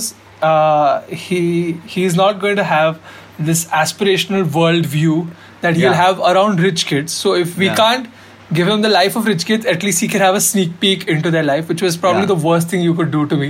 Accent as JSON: {"language": "English", "town": "Mumbai", "region": "Maharashtra", "country": "India", "tie": "born or raised there", "said": "I was born in South Bombay, born and raised."}